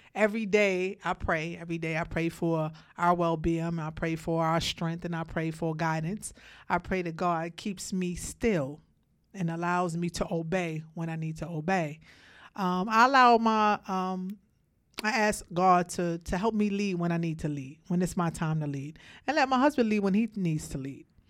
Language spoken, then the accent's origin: English; Brooklyn, New York, United States; I came from Brooklyn. I came from the projects. I had a rough life myself growing up